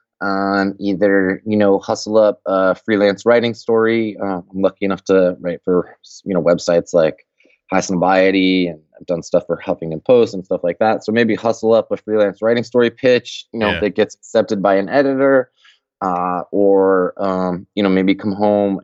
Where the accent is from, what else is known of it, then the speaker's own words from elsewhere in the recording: Colorado, United States; I'm from Colorado